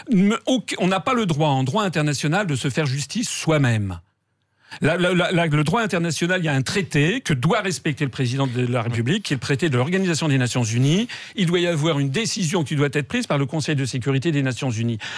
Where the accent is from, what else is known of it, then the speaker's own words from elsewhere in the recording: France; Je suis un Français. J'ai bien travaillé quand j'étais petit.